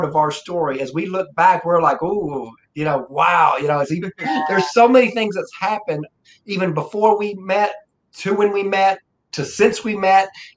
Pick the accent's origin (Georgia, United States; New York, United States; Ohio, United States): Georgia, United States; I'm from Georgia.